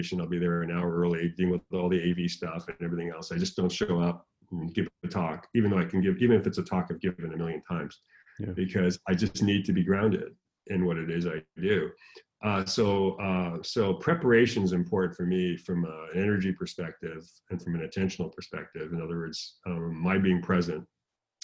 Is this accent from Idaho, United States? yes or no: no; San Diego, California, United States; I'm from San Diego.